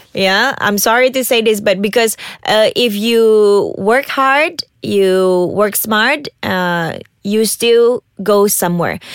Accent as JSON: {"language": "English", "region": "Sabah", "country": "Malaysia", "said": "I'm from Sabah."}